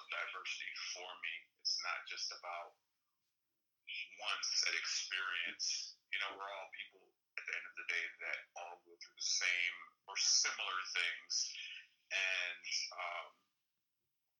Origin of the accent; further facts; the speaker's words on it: the South, United States; also born or lived in Miami, United States; now in Los Angeles, United States; I grew up in the South as well